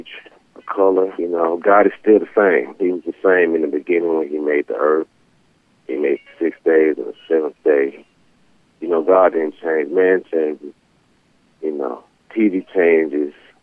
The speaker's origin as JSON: {"language": "English", "town": "Atlanta", "region": "Georgia", "country": "United States", "tie": "born or raised there", "said": "I'm from Atlanta, Georgia. I grew up and was raised there in the wonderful city of Atlanta"}